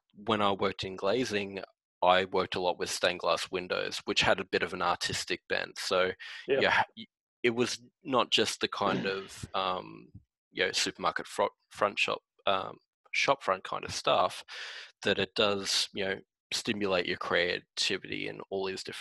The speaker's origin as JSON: {"language": "English", "town": "Wellington Point", "region": "Queensland", "country": "Australia", "tie": "born or raised there", "said": "we lived on a 5-acre property in Wellington Point, and my neighbor had a worm farm, and I used to go work for him"}